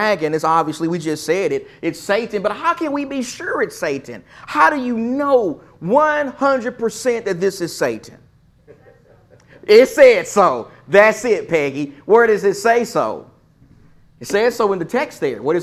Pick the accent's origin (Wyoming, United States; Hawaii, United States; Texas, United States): Texas, United States; East; I'm from East Texas. I'm country